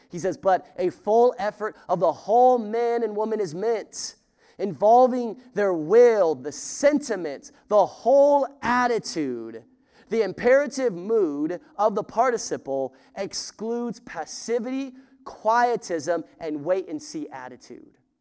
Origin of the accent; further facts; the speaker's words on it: the West, United States; I'm from the West.